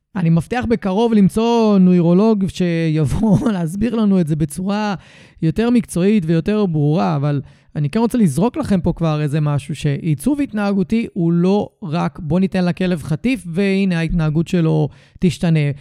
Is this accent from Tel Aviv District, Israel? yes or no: yes; Tel Aviv – Ramat Gan area, Tel Aviv District, Israel; נולדתי וגדלתי רוב חיי באזור תל אביב רמת גן